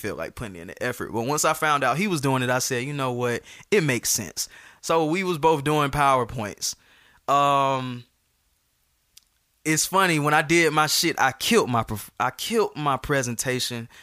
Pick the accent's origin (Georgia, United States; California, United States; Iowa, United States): Georgia, United States; Atlanta; I'm from Atlanta. I went to Westlake. I went to Georgia State.